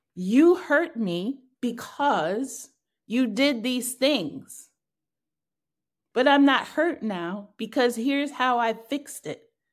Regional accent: New York, United States; I'm clearly a New Yorker

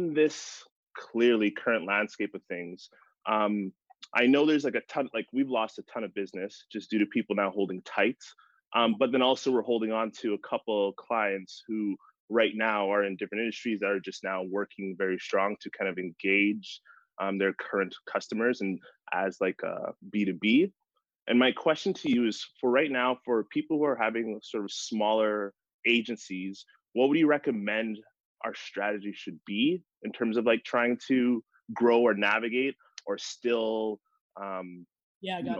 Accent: Edmonton, Alberta, Canada; I'm from Edmonton, Alberta, in Canada

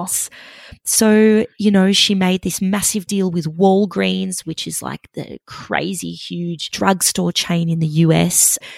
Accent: Melbourne, Victoria, Australia; she's also a fellow Melburnian like me

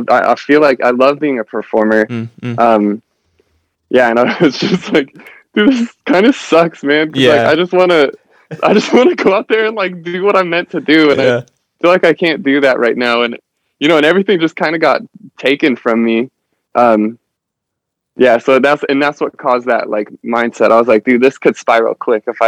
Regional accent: Nebraska, United States; moved away as an adult; now in Huntington Beach, United States; I'm from Nebraska. So like growing up in the cornfields

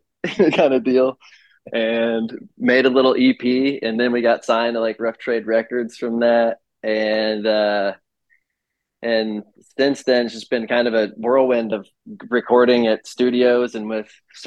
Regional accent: Midwest, United States; I'm from the Midwest

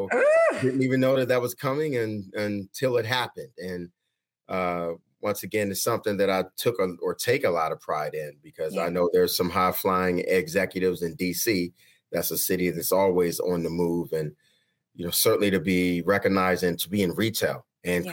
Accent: Washington, District of Columbia, United States; I'm a native Washingtonian, so born and raised in Southeast D.C. and have lived all over.

